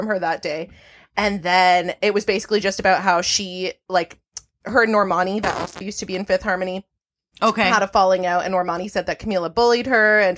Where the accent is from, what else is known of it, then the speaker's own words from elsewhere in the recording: Toronto, Ontario, Canada; I'm born and raised in Toronto